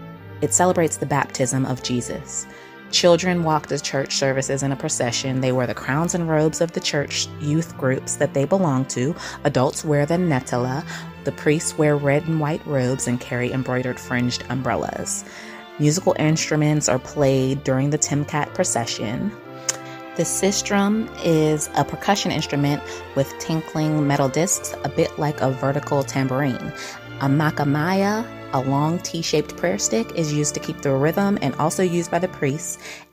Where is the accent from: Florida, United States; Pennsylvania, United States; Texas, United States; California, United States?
Pennsylvania, United States; Pittsburgh; I'm from Pittsburgh, Pennsylvania, which is in the United States.